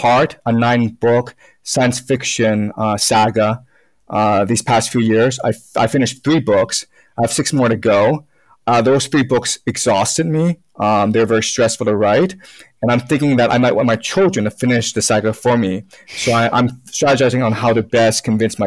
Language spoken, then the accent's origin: English; Toronto, Ontario, Canada; English is a second language; also born or lived in China; now in Beijing, China; And we went over to Canada, Toronto, when I was 6-7 years old